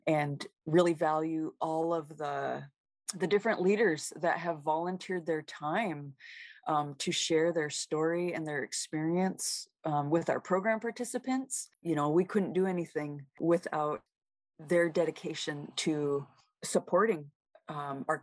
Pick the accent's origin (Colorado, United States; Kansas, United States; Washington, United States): Washington, United States; Seattle; also born or lived in Metlakatla, Alaska / Kake, Alaska; now in Anchorage, United States; I was raised in Seattle, Washington